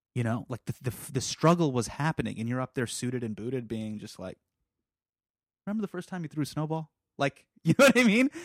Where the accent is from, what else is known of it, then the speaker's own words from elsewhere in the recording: United States; we're from America